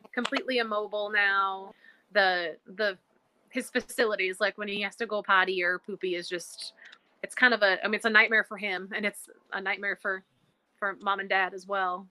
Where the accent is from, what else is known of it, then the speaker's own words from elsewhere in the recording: Illinois, United States; now in North Carolina, United States; I live in North Carolina now, but we're from Illinois